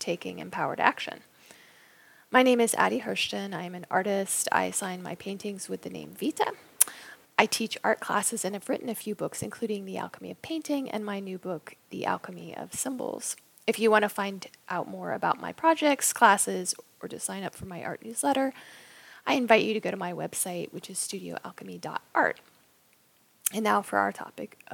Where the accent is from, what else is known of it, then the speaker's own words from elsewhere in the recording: Raleigh, North Carolina, United States; moved away; I'm from Raleigh, North Carolina, and I'm most likely going to be moving back there.